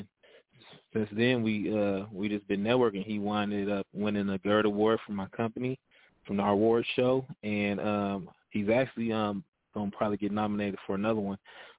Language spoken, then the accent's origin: English; Stockton, California, United States; I'm from Northern Cali, the Stockton area, but I do my business out in L.A.